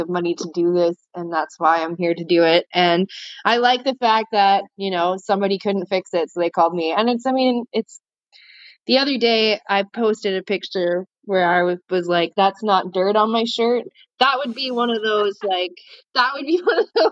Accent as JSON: {"language": "English", "region": "Alberta", "country": "Canada", "moved": "as an adult", "lives_now": "Vancouver Island, Canada", "said": "I'm originally from Alberta, and I moved here about 2 years ago"}